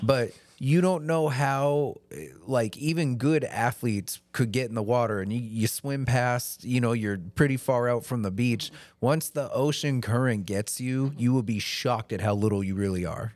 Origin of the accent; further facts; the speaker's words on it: Maryland, United States; moved away; I grew up in Maryland, and that's only twelve hours from here in a car